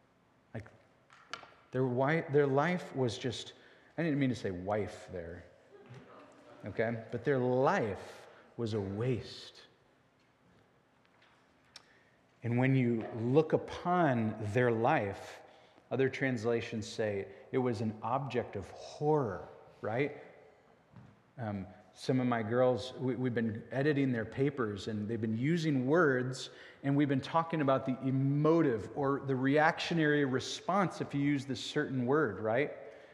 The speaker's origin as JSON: {"language": "English", "country": "United States", "said": "It's not some sort of blood that is passed to me, and because I'm an American or because I'm a … therefore I will go to heaven."}